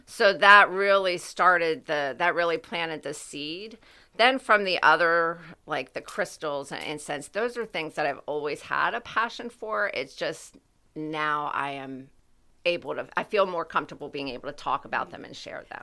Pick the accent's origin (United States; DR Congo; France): United States; my hometown.